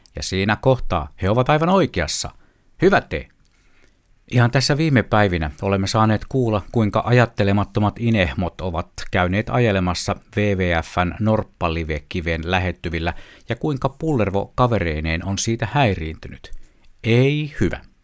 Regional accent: Finland; Itse asiassa synnyin kaupunkini sanotaan olevan Saimaan rannalla – joten olen kai siis syntyperäinen saimaalainen

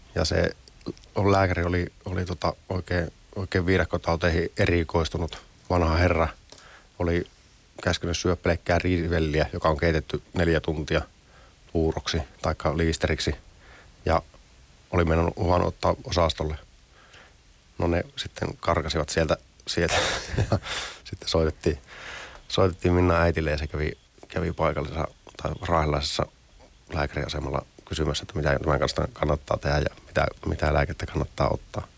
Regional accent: Finland; ollaan Suomesta

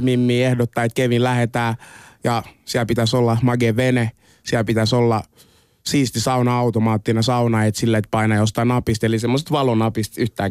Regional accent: Finland; also born or lived in Congo; mä oon syntynyt Kongossa, muutin Suomeen joskus kahdeksanvuotiaan

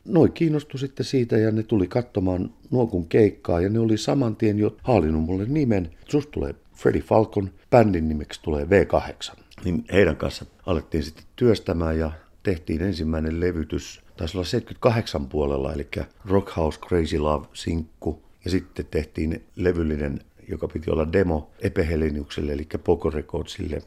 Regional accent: Finland

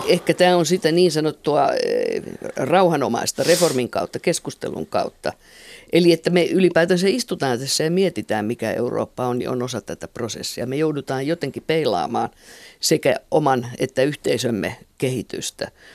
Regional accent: Finland

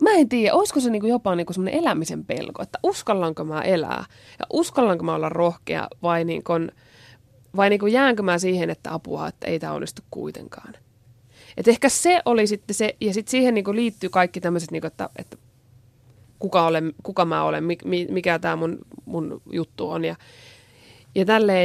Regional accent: Oulainen, North Ostrobothnia, Finland; moved away; also born or lived in Japan; mäkin on Pohjois-Pohjanmaalta ja tuota, Oulaisista alun perin

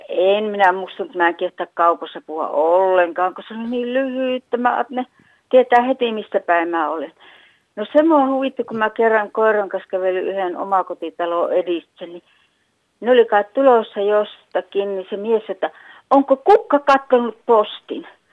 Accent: Äänekoski, Central Finland, Finland; also born or lived in Helsinki; now in Jyväskylä, Finland; mä olen syntynyt tuossa Äänekoski Suolahti tienoilla, okay. missä murre oli aika savolaista.

